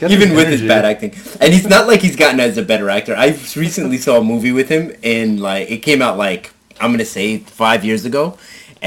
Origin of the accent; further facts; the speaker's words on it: New York City, New York, United States; also born or lived in Queens; I grew up in Brooklyn when we moved from Queens to Brooklyn